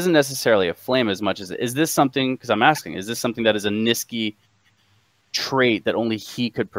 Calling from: Cincinnati, Ohio, United States; Cincinnati. How's it going, man?

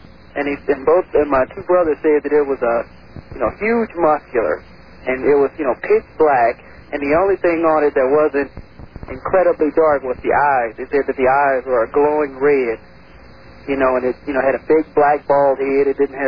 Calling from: St. Louis, Missouri, United States; I'm calling from St. Louis.

